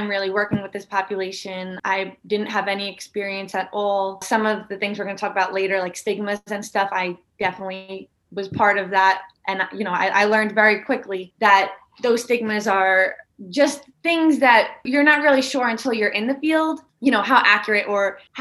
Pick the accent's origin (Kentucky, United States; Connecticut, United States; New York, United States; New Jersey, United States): New York, United States; New York City; I grew up in Staten Island